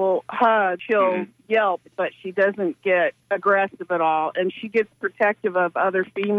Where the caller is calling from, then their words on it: Safety Harbor, Florida, United States; I'm from Safety Harbor.